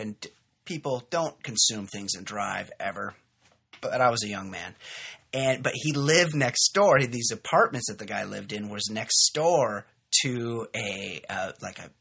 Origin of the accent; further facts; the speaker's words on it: Costa Mesa, California, United States; I was in my hometown of Costa Mesa, California